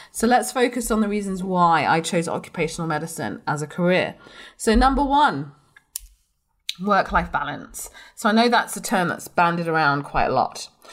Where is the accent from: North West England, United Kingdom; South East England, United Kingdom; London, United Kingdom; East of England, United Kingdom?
London, United Kingdom; also born or lived in Blackburn; I'm from London